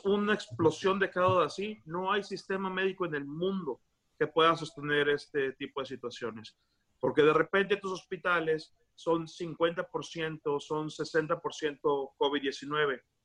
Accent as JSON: {"language": "Spanish", "town": "Tampico", "region": "Tamaulipas", "country": "Mexico", "moved": "yes", "lives_now": "United States", "said": "Yo soy de Tampico"}